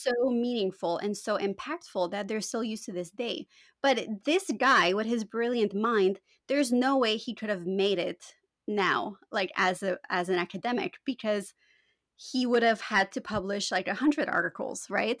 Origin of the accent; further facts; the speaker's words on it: Canada; first language Romanian; English is a second language; also born or lived in Romania; my parents immigrated to Canada when I was four years old